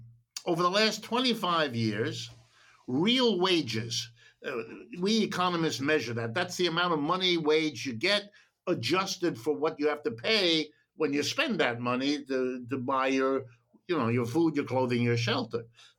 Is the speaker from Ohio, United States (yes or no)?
yes; Ohio, United States; born there; English is a second language; By the way, my father was French. My mother was German. I speak those languages. I was born in Ohio, but English is my third language because I grew up with my European parents.